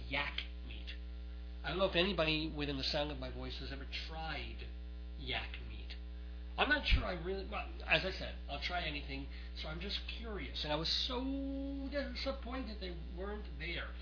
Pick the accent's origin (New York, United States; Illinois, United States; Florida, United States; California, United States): New York, United States; moved away as an adult; now in northern Colorado, United States; We lived in New York all our lives